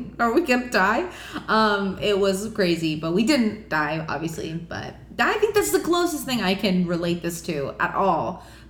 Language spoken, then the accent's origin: English; Miami, Florida, United States; we're both from Miami